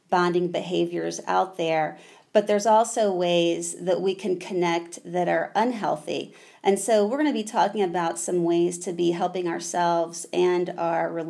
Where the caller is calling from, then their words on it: Durham, North Carolina, United States; I am saying hello from Durham, North Carolina